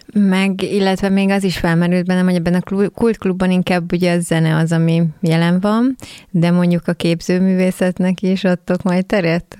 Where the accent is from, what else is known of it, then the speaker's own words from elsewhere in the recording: Keszthely, Zala, Hungary; mi ugye Xénivel keszthelyiek vagyunk